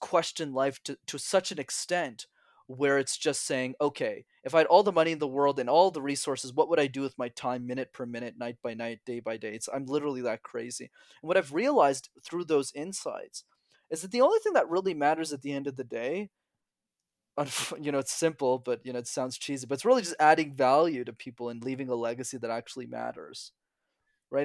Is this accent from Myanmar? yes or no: no; Montreal, Quebec, Canada; I'm born, born and raised in Montreal